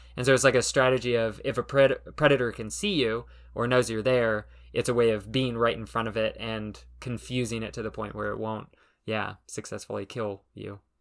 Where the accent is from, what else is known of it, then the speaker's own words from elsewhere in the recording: Southern California, United States; I grew up in Southern California